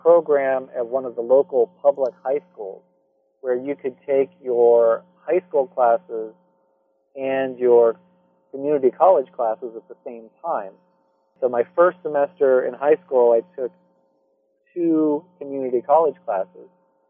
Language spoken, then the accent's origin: English; Santa Cruz, California, United States; In fact, I mentioned that I grew up in Santa Cruz primarily, which is known for a hippie culture.